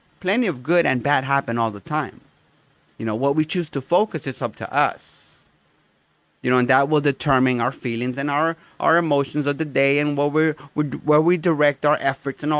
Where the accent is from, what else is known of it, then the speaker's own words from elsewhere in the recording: United States; I am American, and not simply because I was born here.